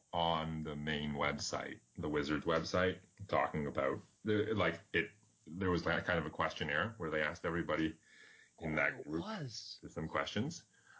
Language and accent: English; 3 hours east of Toronto, Ontario, Canada; I'm from Toronto adjacent, which is 3 hours east of Toronto